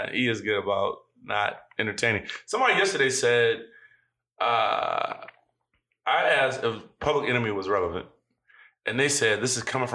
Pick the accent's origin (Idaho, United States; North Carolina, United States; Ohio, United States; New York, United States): Ohio, United States; Warrensville Heights; I went to Morehouse. I grew up in Warrensville